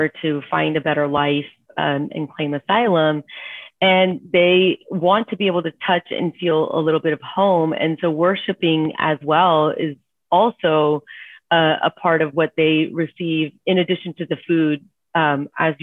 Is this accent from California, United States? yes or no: no; Houston, Texas, United States; I was born and raised in Houston